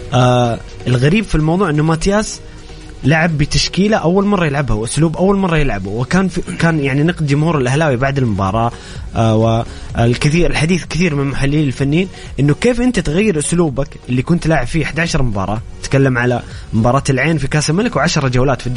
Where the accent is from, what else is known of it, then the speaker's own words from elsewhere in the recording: Saudi Arabia; كل كسعوديين